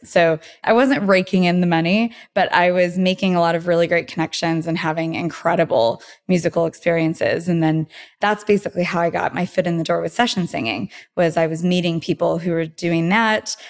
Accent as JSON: {"language": "English", "town": "Porterville", "region": "California", "country": "United States", "tie": "born or raised there", "moved": "as an adult", "lives_now": "Los Angeles, United States", "said": "I'm originally from Central California, a town called Porterville."}